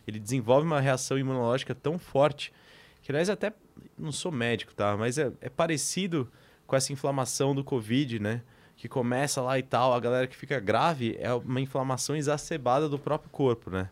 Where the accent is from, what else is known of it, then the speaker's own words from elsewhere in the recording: Greater São Paulo, Brazil; nasci e cresci na Grande São Paulo